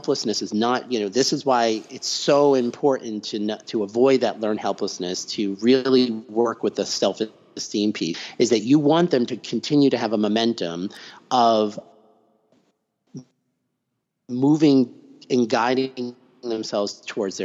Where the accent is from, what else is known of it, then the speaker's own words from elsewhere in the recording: near Tufts University, Massachusetts, United States; I grew up right near Tufts University